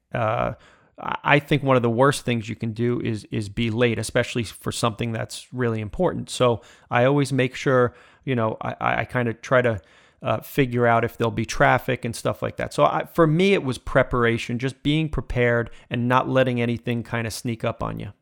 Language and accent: English; Smithtown, New York, United States; I grew up in Smithtown